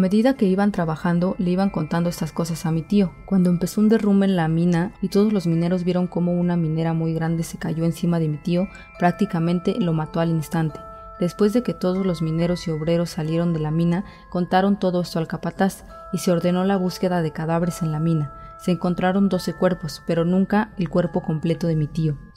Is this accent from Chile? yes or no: no; Cochabamba, Bolivia; Mira, yo soy de Bolivia, Cochabamba, pero mi familia de parte de mi papá es de Oruro, departamento de Bolivia